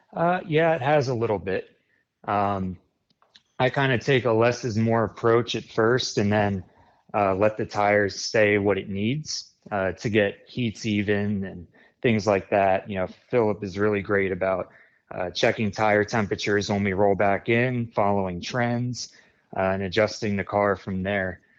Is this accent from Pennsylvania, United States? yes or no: yes; New Cumberland, Pennsylvania, United States; I'm from New Cumberland, Pennsylvania, near Harrisburg